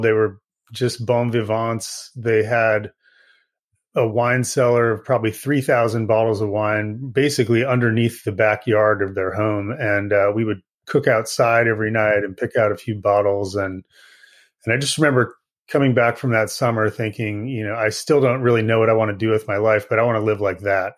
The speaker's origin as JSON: {"language": "English", "region": "Indiana", "country": "United States", "tie": "born or raised there", "also_born_or_lived": "California / Massachusetts", "moved": "as an adult", "lives_now": "Napa, United States", "said": "I grew up in the Midwest uh, in Indiana and uh, moved around a little bit as a kid."}